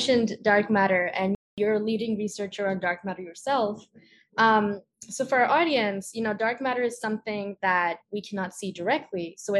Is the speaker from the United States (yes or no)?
no; India; I grew up in India